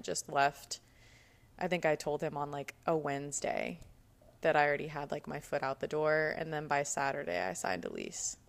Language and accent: English; Cherry Hill, New Jersey, United States; also born or lived in Woodward, Oklahoma; I was born in Woodward, Oklahoma. And whenever I was three, I moved to Cherry Hill, New Jersey.